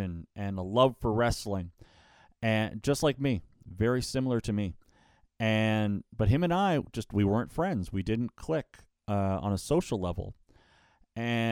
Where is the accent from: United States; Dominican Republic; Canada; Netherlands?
Canada; Niagara area, Ontario; I'm from the Niagara area. I work a lot in Hamilton